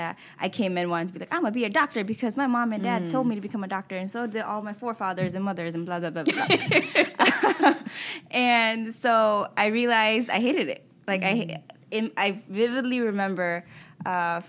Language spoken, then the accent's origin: English; Hamtramck, Michigan, United States; I grew up in Hamtramck